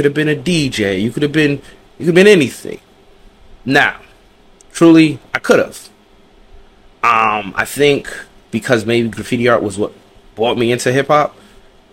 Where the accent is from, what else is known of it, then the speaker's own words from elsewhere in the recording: New Jersey, United States; also born or lived in New York; I'm from Jersey, mother's from New York, dad's from Jersey.